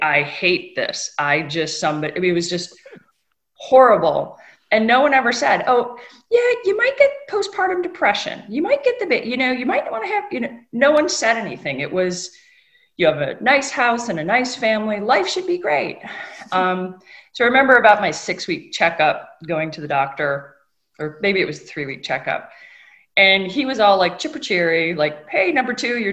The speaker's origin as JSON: {"language": "English", "region": "Northern Michigan", "country": "United States", "tie": "born or raised there", "said": "I grew up in Northern Michigan on lakes in between the two largest inland lakes"}